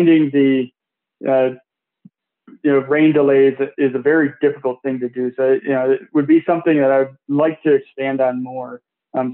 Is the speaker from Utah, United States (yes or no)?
no; Detroit, Michigan, United States; my hometown Tigers